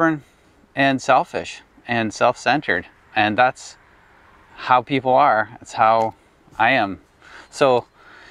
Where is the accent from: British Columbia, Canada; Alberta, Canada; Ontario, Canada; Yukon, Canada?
Ontario, Canada; Ottawa; when I was 16 years old, approximately 16. And we'd formed a youth group in our church, West Ottawa